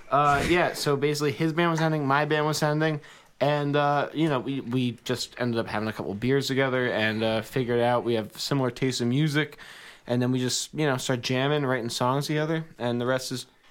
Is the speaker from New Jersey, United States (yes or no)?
yes; Hopatcong, New Jersey, United States; I grew up in Hopatcong, right on Lake Hopatcong.